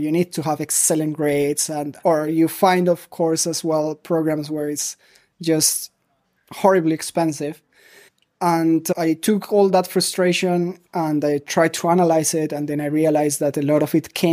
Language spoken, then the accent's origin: English; Colombia; moved away as an adult; also born or lived in Medellin, Colombia / Mexico; now in Germany; I grew up in Colombia. I'm originally from Medellin, but we moved quite a lot. So I was in different cities over there.